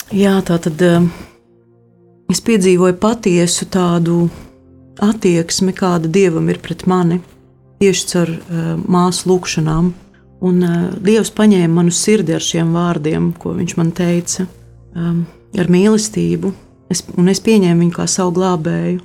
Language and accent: Latvian; Latvia